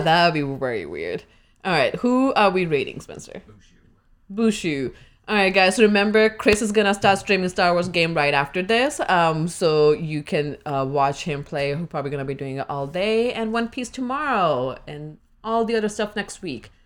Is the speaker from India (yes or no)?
yes; India; now in United States; what part of India I'm from